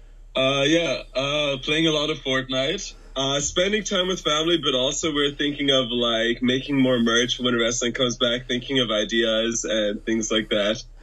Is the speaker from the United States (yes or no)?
no; Hungary; now in Vancouver, Canada; we live in Vancouver, British Columbia, Canada. It's super nice. A lot of mountains, trees, lakes and stuff. And then nationality-wise, we're Hungarian. So that's why we have, like, weird voices a little bit.